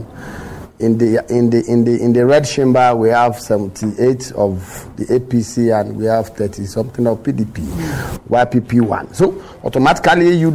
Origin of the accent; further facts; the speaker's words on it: Nigeria; we are growing up as a Nigerian